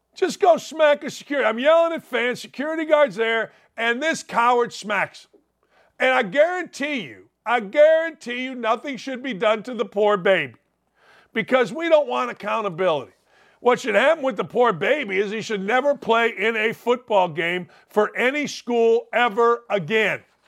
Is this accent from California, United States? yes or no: no; Gary, Indiana, United States; now in Indianapolis, United States; I grew up in Gary, Indiana.